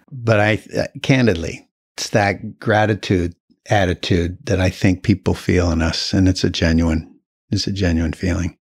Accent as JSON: {"language": "English", "town": "Burlington", "region": "Vermont", "country": "United States", "tie": "born or raised there", "said": "I was born in Burlington, um, grew up there my whole life."}